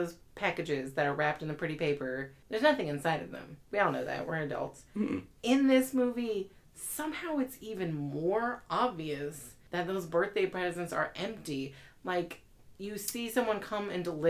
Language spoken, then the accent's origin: English; the South, United States; we're all mostly from the South